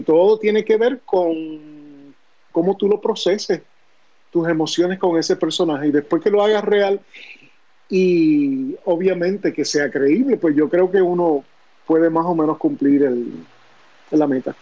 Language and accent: Spanish; Añasco, Puerto Rico; also born or lived in New York; Yo nací en Nueva York, eh, pero desde muy niño me fui para Añasco, Puerto Rico. Eh, y ahí pues básicamente me crié en Añasco